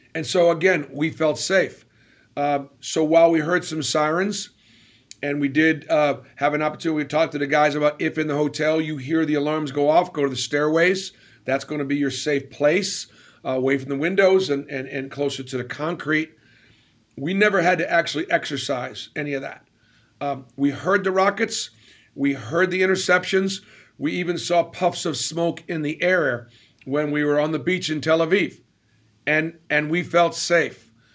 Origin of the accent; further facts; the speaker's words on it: Boston, Massachusetts, United States; moved away; I grew up in Boston